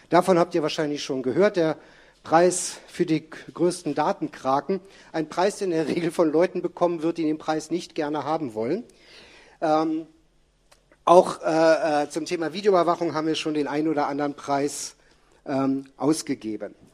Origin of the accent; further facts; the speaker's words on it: Bielefeld, North Rhine-Westphalia, Germany; Äh, kurze Erklärung, ich komme aus Bielefeld.